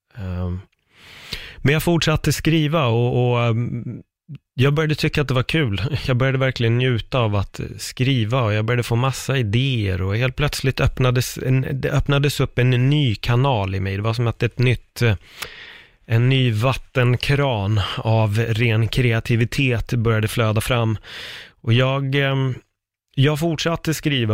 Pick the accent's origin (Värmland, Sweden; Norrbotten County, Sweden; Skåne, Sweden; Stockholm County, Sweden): Stockholm County, Sweden; Stockholm; also born or lived in Fruängen; jag är uppväxt i Örnsberg, Aspudden-området